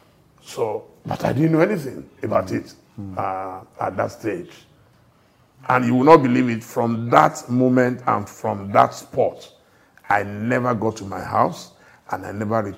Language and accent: English; Ile-Ife, Osun, Nigeria; moved away as an adult; also born or lived in Lagos, Nigeria; I never planned to live outside Nigeria. I was born and raised in Ile-Ife. And I came to Lagos in search of what you can call greener pastures.